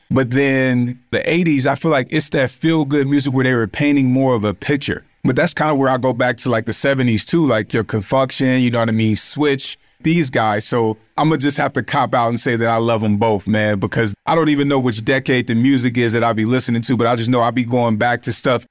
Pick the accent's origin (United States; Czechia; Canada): United States; West Coast; especially as a young black male and growing up in America